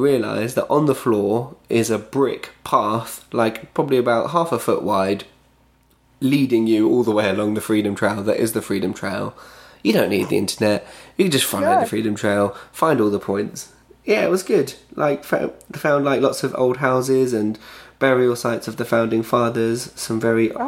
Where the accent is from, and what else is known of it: United Kingdom; now in Brooklyn, United States